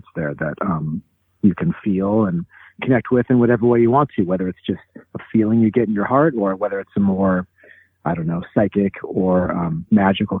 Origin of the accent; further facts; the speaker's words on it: Pacific Northwest, United States; also born or lived in Topeka, Kansas / Olympia, Washington; I was born in Kansas, Topeka, 1977 in the summertime, but moved to the Pacific Northwest when I was 2.